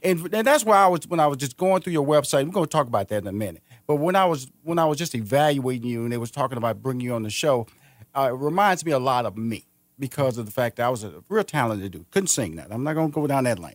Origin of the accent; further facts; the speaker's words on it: Houston, Texas, United States; moved away as an adult; now in Atlanta, United States; I'm from Houston, Texas. I'm originally from there.